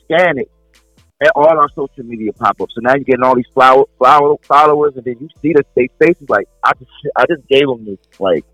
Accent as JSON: {"language": "English", "region": "New Jersey", "country": "United States", "moved": "as an adult", "lives_now": "Jackson, United States", "said": "I'm from New Jersey, but I live in Jackson, Tennessee"}